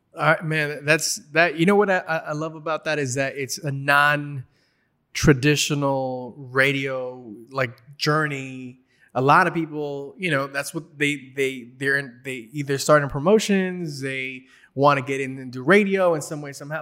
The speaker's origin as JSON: {"language": "English", "town": "Los Angeles", "region": "California", "country": "United States", "tie": "born or raised there", "said": "I'm Mexican American, grew up in L A."}